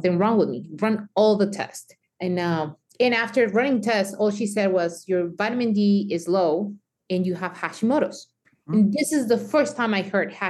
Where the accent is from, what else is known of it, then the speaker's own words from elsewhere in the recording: Mexico; me growing up in Mexico